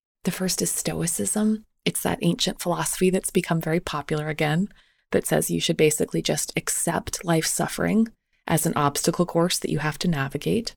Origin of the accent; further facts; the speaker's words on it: Canada; When I was growing up in Canada